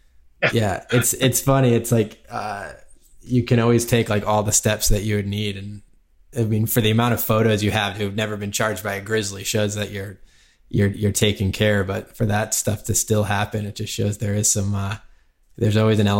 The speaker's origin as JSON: {"language": "English", "town": "Woods Hole", "region": "Massachusetts", "country": "United States", "tie": "born or raised there", "said": "I grew up caddying on Woods Hole in Cape Cod in Massachusetts."}